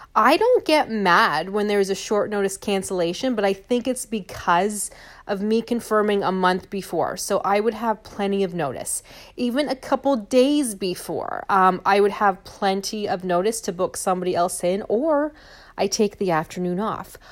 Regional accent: St. Thomas, Ontario, Canada; back in my hometown or back, you know, where I live in Saint Thomas

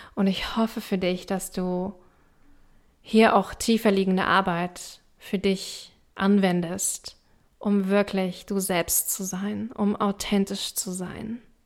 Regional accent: East Germany, Germany; ich komme aus Ostdeutschland. Ich komme aus einer kleinen Stadt im Osten.

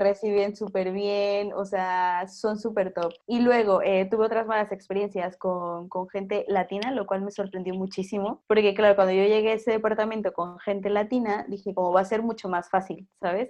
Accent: Mexico; moved away as an adult; also born or lived in Peru; now in Spain; soy mexicana, estoy en mi tierra, ¿sabes? En mi país, con mi gente

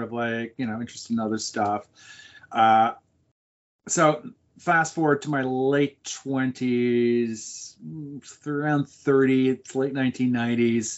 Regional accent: Montreal, Quebec, Canada; I grew up in Montreal

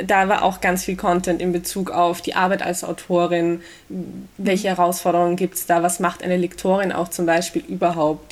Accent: Vienna, Austria; Ich bin geboren äh, und aufgewachsen in Wien und lebe da auch noch immer

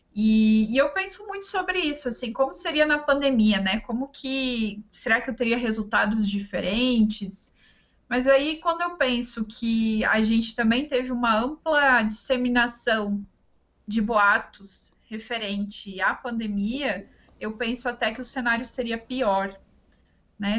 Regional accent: Ametista do Sul, Rio Grande do Sul, Brazil; moved away as an adult; also born or lived in Passo Fundo, Brazil / Florianópolis, Brazil; na minha cidade natal, que é Ametista do Sul, fica no Rio Grande do Sul

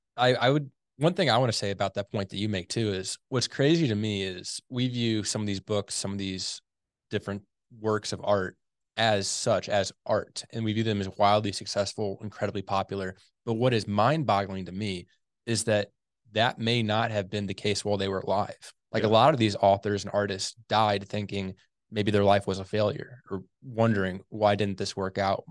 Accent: St. Louis, Missouri, United States; I grew up in the Saint Louis area

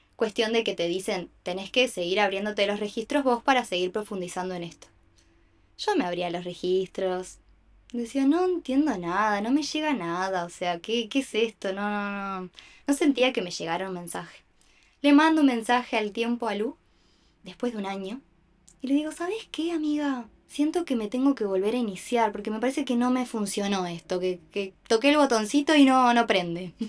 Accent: Montevideo, Uruguay; nací acá en Uruguay, en Montevideo

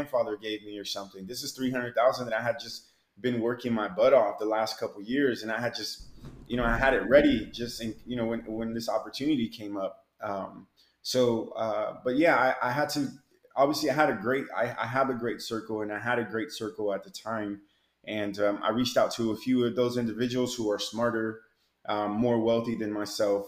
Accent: Seattle, Washington, United States; also born or lived in Mexico; now in Miami, United States; I'm from Seattle.

